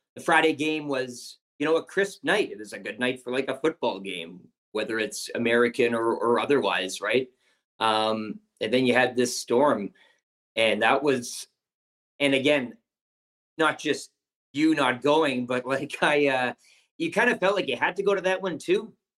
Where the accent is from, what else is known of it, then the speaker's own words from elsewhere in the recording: Canada; as a Canadian